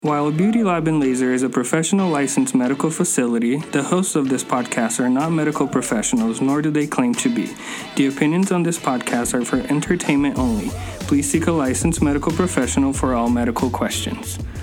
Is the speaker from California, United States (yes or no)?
yes; California, United States; I grew up in California as well.